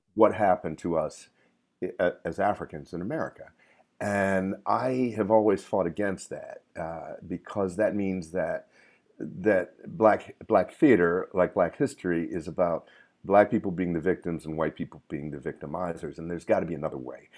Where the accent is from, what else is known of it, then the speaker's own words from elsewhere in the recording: Camden, New Jersey, United States; also born or lived in Trinidad; growing up in Camden